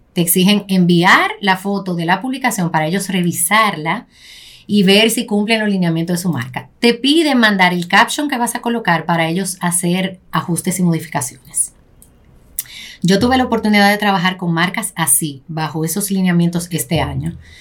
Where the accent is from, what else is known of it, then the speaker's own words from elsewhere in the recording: Santo Domingo, Distrito Nacional, Dominican Republic; also born or lived in Los Mameyes, Santo Domingo Este; nacimos en Los Mameyes, eso de aquel lado del puente, no sé si han cruzado por ahí. Me quedé ahí hasta mis seis años. Luego de eso nos fuimos a Ensanche la Fe